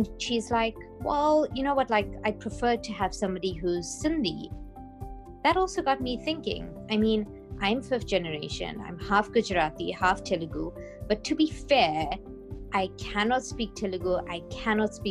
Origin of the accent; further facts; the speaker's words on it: South Africa; I am South African, but culturally, I'm Indian